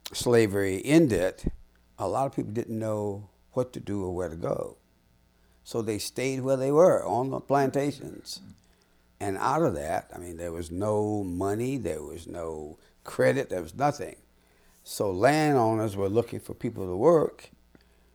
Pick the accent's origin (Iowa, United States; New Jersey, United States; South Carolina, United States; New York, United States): South Carolina, United States; Florence; moved away as an adult; also born or lived in Washington, D.C.; now in Scotlandville, Louisiana, United States; I grew up in Florence, South Carolina